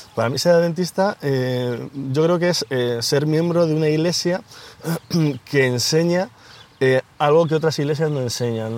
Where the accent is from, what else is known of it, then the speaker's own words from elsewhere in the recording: Ocaña, Castilla-La Mancha, Spain; moved away as an adult; now in Madrid, Spain; mi, hermano y yo somos toledanos, eh, de, Ocaña, un pueblo de Toledo